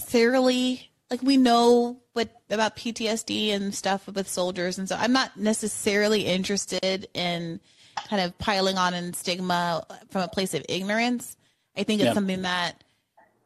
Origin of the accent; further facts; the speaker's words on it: New York, United States; we're both from New York